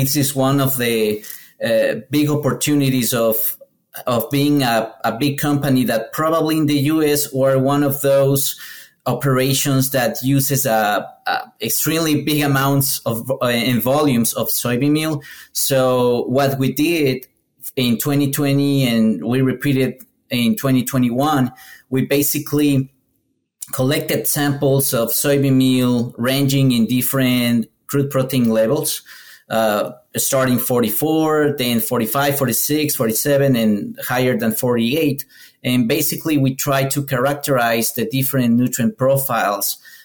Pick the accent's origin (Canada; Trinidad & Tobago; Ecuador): Ecuador; moved away as an adult; now in United States; I'm Ecuadorian. I'm from Ecuador.